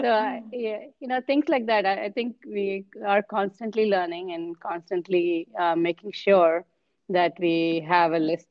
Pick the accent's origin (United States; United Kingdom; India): India; coming as an Indian, I have, official 22 official languages in India, and I follow like three, I can speak three.